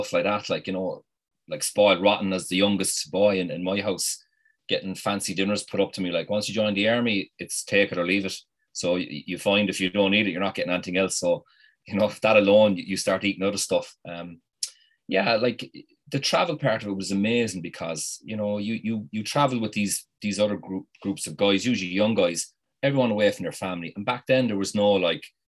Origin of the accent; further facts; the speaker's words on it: Ireland; us as Irish people